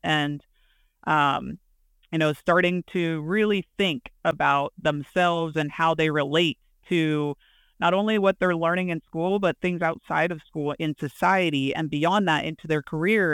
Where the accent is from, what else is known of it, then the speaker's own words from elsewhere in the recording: hometown of Penn College, Pennsylvania, United States; interim head coach at Penn College, um, in my hometown